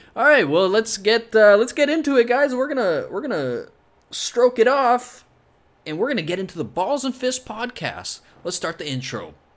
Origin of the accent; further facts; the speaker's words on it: Scotland, United Kingdom; I'm Scottish